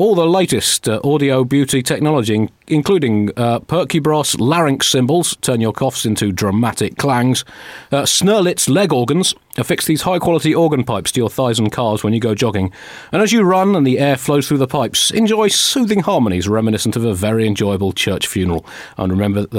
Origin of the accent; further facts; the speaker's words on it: London, United Kingdom; I was born nowhere near the vicinity of a cathedral in Hammersmith